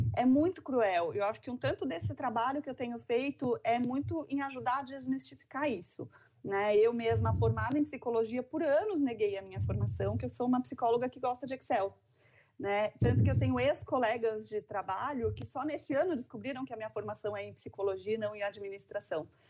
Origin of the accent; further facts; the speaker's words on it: São Paulo, Brazil; moved away as an adult; now in Santa Catarina, Brazil; sou paulistana